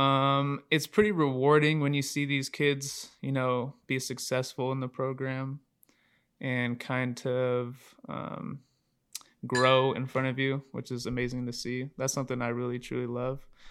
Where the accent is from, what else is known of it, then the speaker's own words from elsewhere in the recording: Aloha, Oregon, United States; from Aloha, Oregon. Uh, pretty much grew up here my whole life. Born and raised here in Oregon